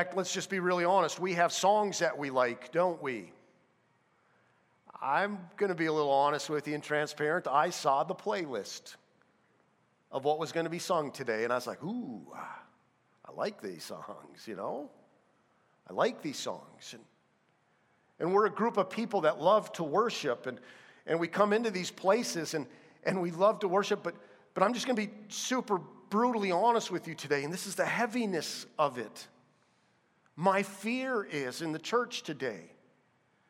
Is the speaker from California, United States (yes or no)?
no; North Dakota, United States; I'm from North Dakota